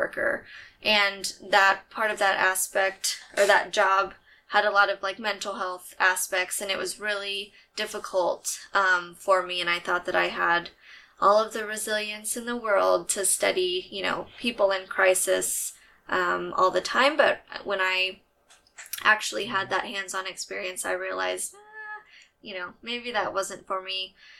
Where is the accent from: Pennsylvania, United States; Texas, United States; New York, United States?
Texas, United States; San Antonio; I'm from San Antonio. I'm a huge Spurs fan. Mm-hmm. And I am born and raised in Texas. I've lived here for ever.